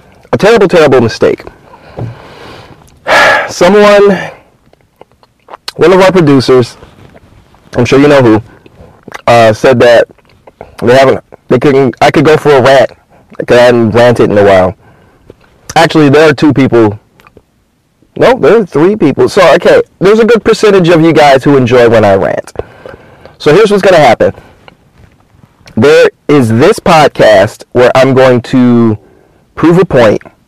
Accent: Michigan, United States; moved away as an adult; I'm Michigan native.

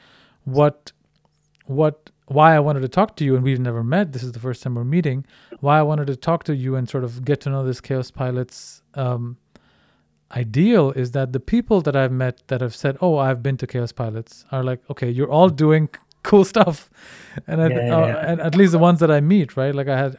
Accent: India; moved away as an adult; also born or lived in Netherlands; now in Denmark; I'm originally Indian, grew up in India, finished my high school there, and then came to the Netherlands

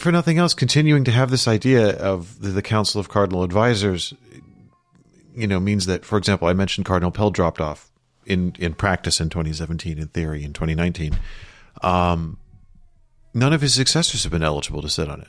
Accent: London, United Kingdom; moved away; growing up in London

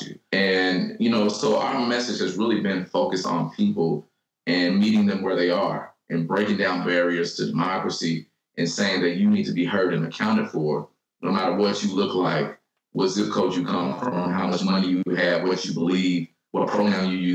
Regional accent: Louisville, Kentucky, United States; I grew up in what is the poorest zip code in Kentucky

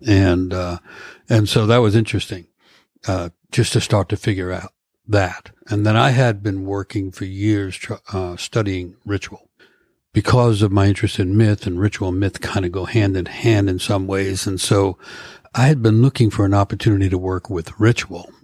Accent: New York, United States; moved away as an adult; now in Vashon Island, United States; I come from New York, Manhattan, from urban streets

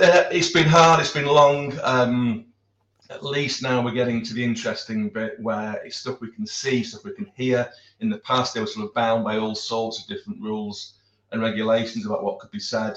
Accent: United Kingdom; Being a Brit

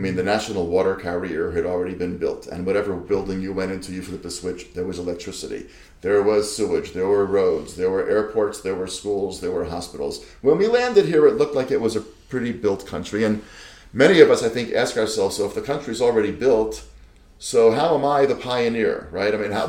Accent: United States; moved away as an adult; now in Israel; And as a fellow immigrant, you came from the Netherlands, I came from the States, but you know, we're all in this together.

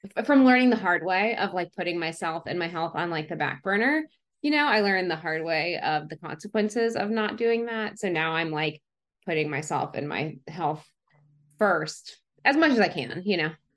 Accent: Atlanta, Georgia, United States; moved away as an adult; now in Los Angeles, United States; I grew up in Atlanta. We're in the suburbs of Atlanta.

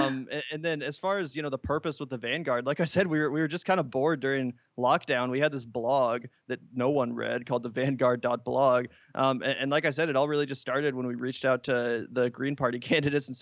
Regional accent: Kansas City, Kansas, United States; growing up in Kansas, there was a lot of evangelical Christianity surrounding us. We grew up in the suburbs of Kansas City.

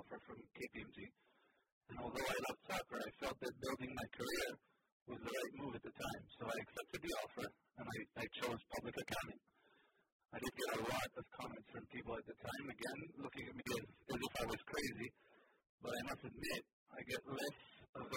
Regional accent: Israel; first language Hebrew; English is a second language; moved away as an adult; also born or lived in Boston, United States; now in United States; Israel, my home country

